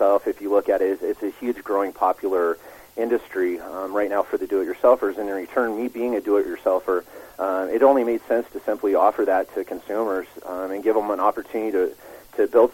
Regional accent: Colorado, United States; spent my entire life growing up in Colorado, in the mountains of Colorado.

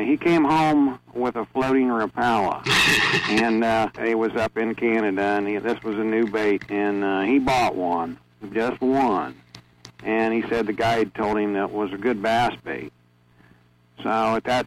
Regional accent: Lima, Ohio, United States; I grew up here in Ohio. I've lived in the Lima area all my life.

